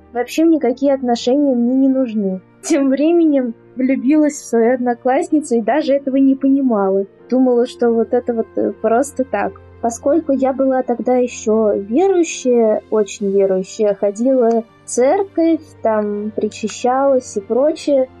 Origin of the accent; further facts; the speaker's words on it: Moscow, Russia; я из Москвы